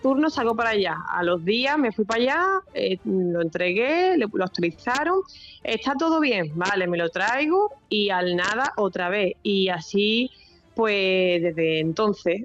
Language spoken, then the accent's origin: Spanish; Algeciras, Andalusia, Spain; yo soy de Algeciras